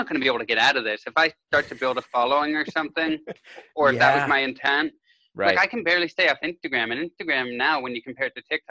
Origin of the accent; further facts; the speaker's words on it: Kitchener, Ontario, Canada; moved away as an adult; now in United States; I grew up in Kitchener, Ontario, Canada.